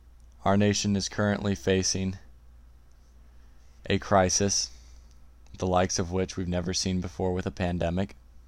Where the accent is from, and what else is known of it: United States